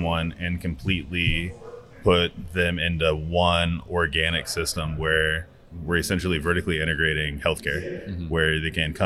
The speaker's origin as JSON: {"language": "English", "region": "Nebraska", "country": "United States", "tie": "born or raised there", "also_born_or_lived": "Kansas City / Taiwan", "moved": "as an adult", "said": "I grew up in Nebraska"}